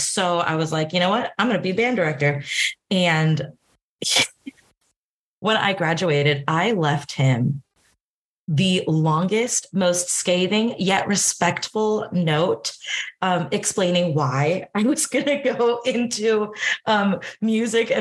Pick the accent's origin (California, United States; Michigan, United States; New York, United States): California, United States; Southern; now in Portland, United States; I grew up in Southern California